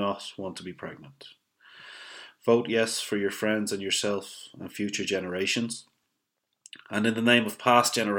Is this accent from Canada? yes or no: no; Ireland; as an Irish man